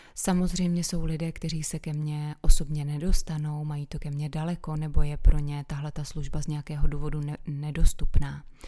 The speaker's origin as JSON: {"language": "Czech", "country": "Czechia", "tie": "born or raised there", "said": "jsem se narodila právě v České republice"}